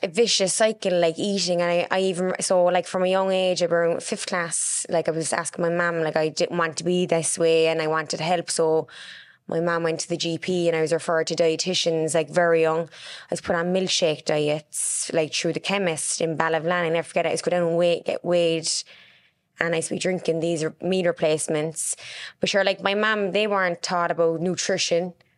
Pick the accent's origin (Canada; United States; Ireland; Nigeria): Ireland; Cork, Munster; also born or lived in Carrignavar; I grew up in Mayfield.